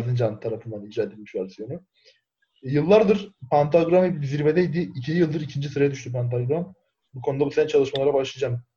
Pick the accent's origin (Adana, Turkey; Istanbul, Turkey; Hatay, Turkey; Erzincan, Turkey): Erzincan, Turkey; ben Erzincanlıyım